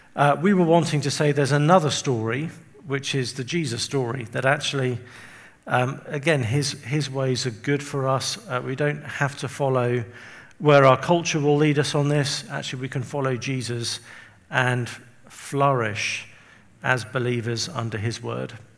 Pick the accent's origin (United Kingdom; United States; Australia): United Kingdom; England; also born or lived in Windsor; I'm from England. You can probably tell from my um, accent. And I live just outside London. I live, actually, I live near Windsor.